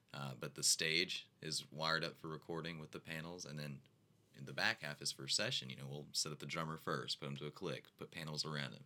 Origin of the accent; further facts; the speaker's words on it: Nashville, Tennessee, United States; now in Fort Walton Beach, United States; I was born and raised in Nashville